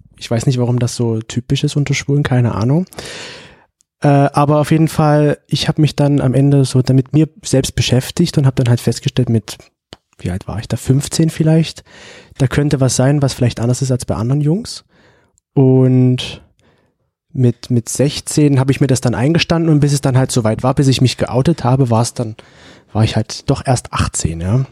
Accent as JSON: {"language": "German", "town": "Leipzig", "region": "Saxony", "country": "Germany", "tie": "born or raised there", "lives_now": "Dresden, Germany", "said": "ich bin ja in Leipzig aufgewachsen, habe da auch gewohnt lange Zeit"}